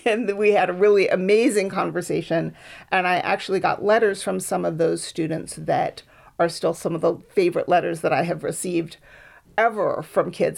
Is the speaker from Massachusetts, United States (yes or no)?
yes; Boston, Massachusetts, United States; moved away as an adult; also born or lived in Berkeley; now in Oakland, United States; I grew up on the East Coast in Boston